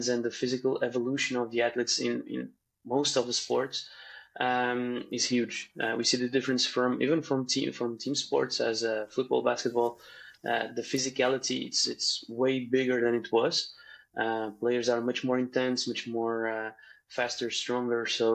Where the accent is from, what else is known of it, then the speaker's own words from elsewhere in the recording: Portugal; I'm a physiotherapist from Portugal